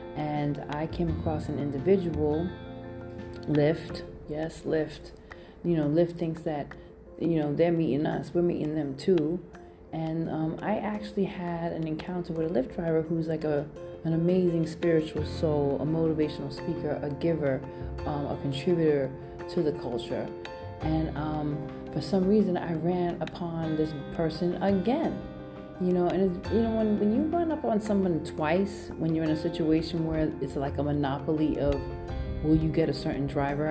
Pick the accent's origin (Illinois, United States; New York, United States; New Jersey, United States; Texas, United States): New York, United States; New York City; now in San Francisco, United States; I am Brooklyn all day, and I'm coming in from the Bay.